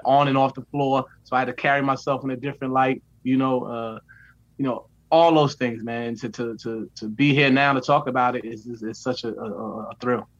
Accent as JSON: {"language": "English", "town": "New York City", "region": "New York", "country": "United States", "said": "I'm from New York City"}